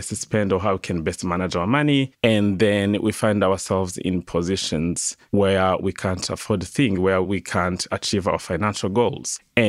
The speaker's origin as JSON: {"language": "English", "country": "Rwanda", "second_language": "English", "moved": "as an adult", "lives_now": "Australia", "said": "I come from Rwanda. Rwanda is a country in East Africa"}